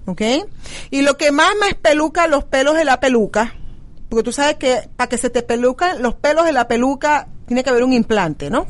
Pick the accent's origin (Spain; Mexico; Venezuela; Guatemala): Venezuela; now in United States; Como venezolanos venimos, nos adaptamos, comemos la comida, este, del país donde estamos llegando, aprendemos el idioma de donde estamos